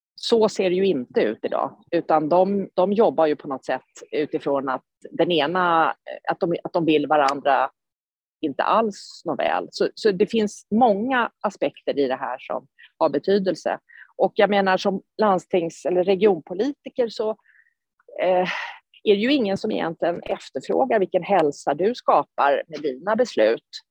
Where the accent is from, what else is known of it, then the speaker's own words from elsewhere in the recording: Sweden; som svensk